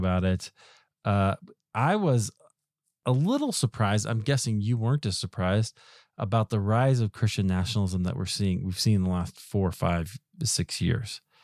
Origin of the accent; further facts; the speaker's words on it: Iowa, United States; I grew up in Iowa